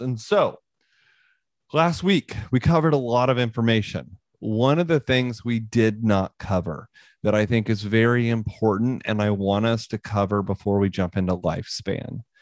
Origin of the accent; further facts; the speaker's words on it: Northwest Missouri, United States; I grew up in Northwest Missouri